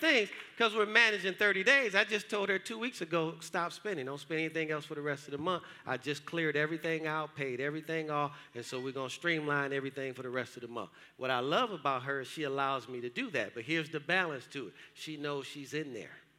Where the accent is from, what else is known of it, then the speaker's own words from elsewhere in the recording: Detroit, Michigan, United States; moved away as an adult; now in Georgia, United States; I grew up in Detroit. I grew up hard.